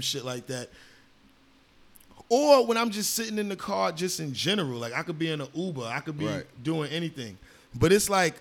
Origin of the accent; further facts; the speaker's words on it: New York City, New York, United States; moved away as an adult; also born or lived in Washington Heights, New York City / Miami; now in Los Angeles, United States; We grew up in New York City